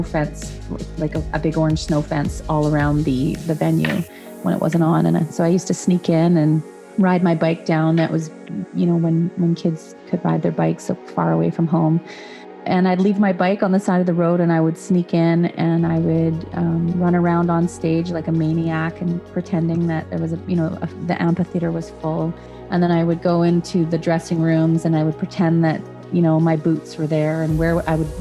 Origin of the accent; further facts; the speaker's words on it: Dauphin, Manitoba, Canada; I love playing my hometown of Dauphin